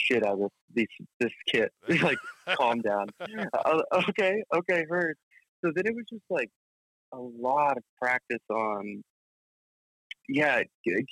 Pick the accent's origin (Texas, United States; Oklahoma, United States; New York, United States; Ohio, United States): Oklahoma, United States; Norman; growing up in Norman, at least for me, like, I grew up in a pretty small environment, kind of outside of the town, in a little country area